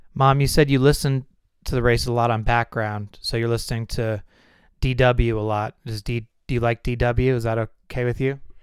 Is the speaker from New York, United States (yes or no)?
no; California, United States; growing up in California